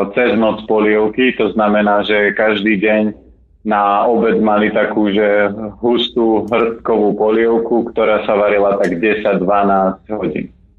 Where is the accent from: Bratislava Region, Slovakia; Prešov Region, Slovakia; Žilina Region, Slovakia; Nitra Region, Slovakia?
Žilina Region, Slovakia; Orava; moved away; ja pochádzam z Oravy